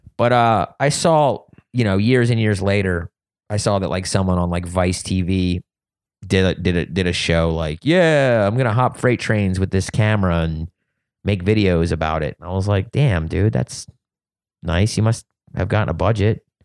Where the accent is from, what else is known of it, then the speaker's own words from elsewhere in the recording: suburbs of Philadelphia, Pennsylvania, United States; moved away; also born or lived in Wilmington, Delaware / Ohio / California; I grew up in the suburbs of Philadelphia